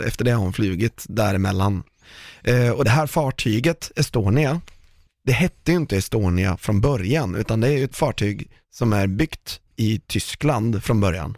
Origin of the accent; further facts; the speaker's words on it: Sweden; vi är ett ganska litet land